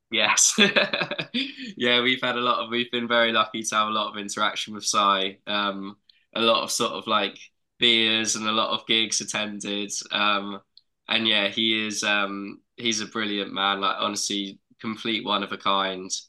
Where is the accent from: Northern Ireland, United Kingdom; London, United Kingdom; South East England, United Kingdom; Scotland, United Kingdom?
South East England, United Kingdom; South Coast of England; we're very, very lucky to have grown up where we grew up. Like it was full of amazing scenery. Got seas right on our doorstep